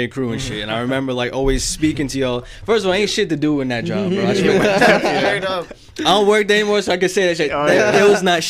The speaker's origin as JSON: {"language": "English", "town": "New York City", "region": "New York", "country": "United States", "tie": "born or raised there", "said": "I was born in Staten Island Hospital."}